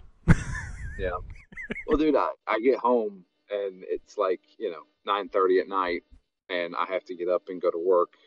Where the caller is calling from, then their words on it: Bosnia & Herzegovina; I'm calling in from Bosnia